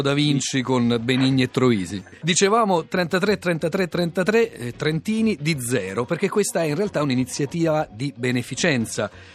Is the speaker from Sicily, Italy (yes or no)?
no; Rome, Lazio, Italy; accent: romanesco; la mia pronuncia romanesca